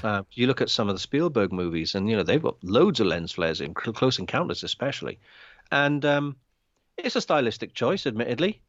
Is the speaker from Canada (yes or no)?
no; London, United Kingdom; We're both from North London.